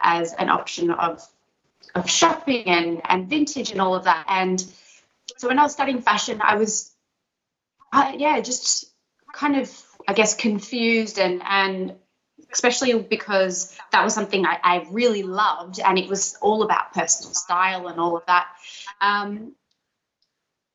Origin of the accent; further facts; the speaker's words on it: Sydney, New South Wales, Australia; I'm from Sydney